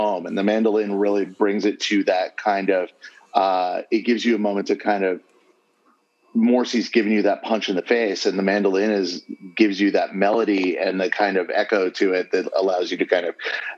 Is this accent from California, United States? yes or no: yes; Southern California, United States; I grew up in Southern California